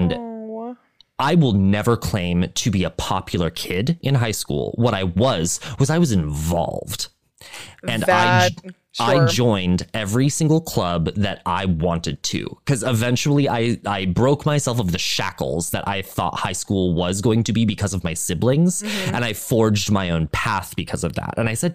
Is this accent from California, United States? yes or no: no; Montana, United States; growing up in Montana, it's a different experience